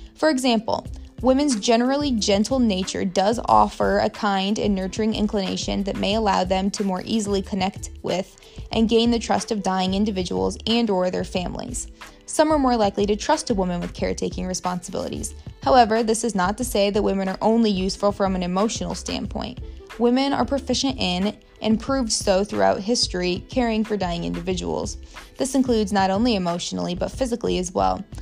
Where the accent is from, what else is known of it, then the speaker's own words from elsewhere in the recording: Warsaw, Indiana, United States; also born or lived in Muncie, Indiana; My hometown is Warsaw, Indiana, which is basically directly between Fort Wayne and South Bend